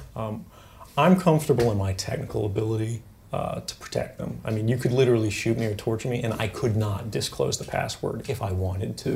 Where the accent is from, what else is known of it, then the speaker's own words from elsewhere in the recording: Fort Meade, Maryland, United States; also born or lived in Elizabeth City, North Carolina; I spent most of my time growing up around, uh, Fort Meade in Maryland.